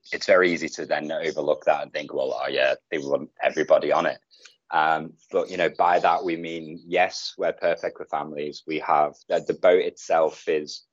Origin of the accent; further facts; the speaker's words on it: Liverpool, North West England, United Kingdom; moved away as an adult; now in Bali, Indonesia; I'm from Liverpool